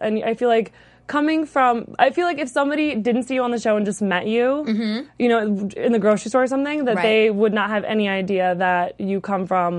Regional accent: Las Vegas, Nevada, United States; moved away; I'm from Vegas. Oh, originally.

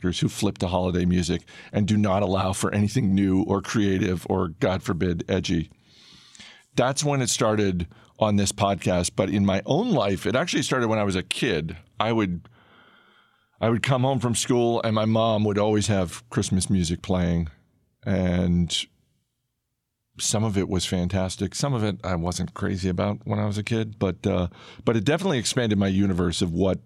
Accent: Maine, United States; I grew up in Maine

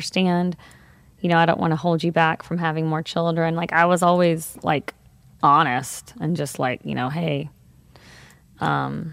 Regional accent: Texas, United States; we're from Texas

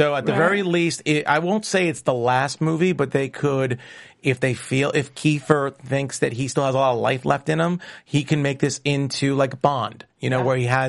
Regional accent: New York, United States; accent: New York; It's my New York accent.

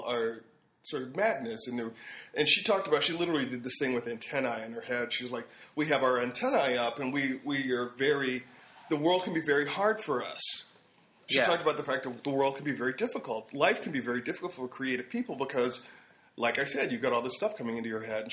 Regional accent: D.C., Maryland, United States; moved away as an adult; also born or lived in Washington, D.C. / Boston; now in Los Angeles, United States; we were raised in Maryland

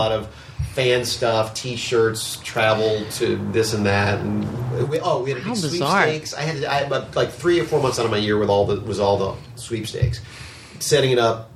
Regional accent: New Orleans, Louisiana, United States; I'm from New Orleans, so I went to school at UNO

